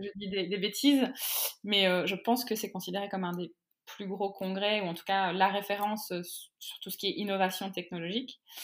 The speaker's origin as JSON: {"language": "French", "country": "France", "said": "nous, de notre côté, hein, en tant que Français"}